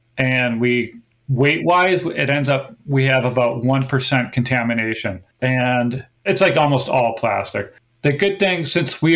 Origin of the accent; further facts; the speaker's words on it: Wisconsin, United States; also born or lived in Seattle, Washington; now in Gloucester, United States; I grew up in Wisconsin